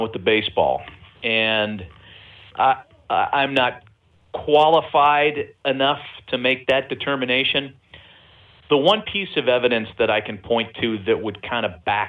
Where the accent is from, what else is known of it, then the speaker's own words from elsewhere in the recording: East Bay, California, United States; moved away; when I was a kid growing up in the East Bay